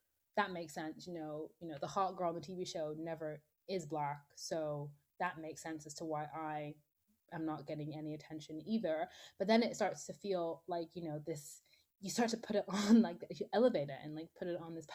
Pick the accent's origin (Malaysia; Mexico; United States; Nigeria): Nigeria; I'm Nigerian